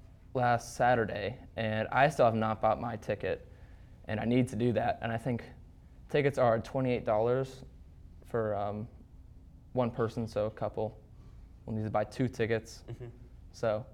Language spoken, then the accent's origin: English; Jones, Ohio, United States; I'm from Jones, so I haven't experienced the Socktober